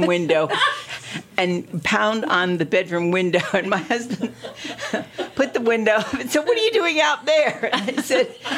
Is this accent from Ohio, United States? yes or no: yes; Ohio, United States; moved away as an adult; now in Delaware, United States; I was born and raised in Ohio